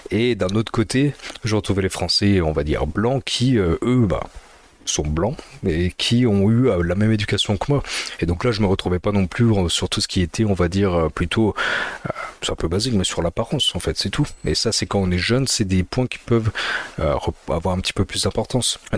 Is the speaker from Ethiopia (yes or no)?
yes; north, Ethiopia; born there; je suis né en Éthiopie, je suis 100% éthiopien, même si je suis un petit peu pâle, hein, c'est parce que je suis dans le nord